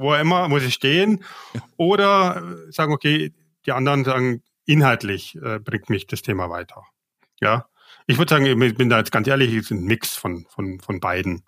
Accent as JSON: {"language": "German", "region": "Bavaria", "country": "Germany", "also_born_or_lived": "Asia", "moved": "as an adult", "said": "ich bin ja Bayer"}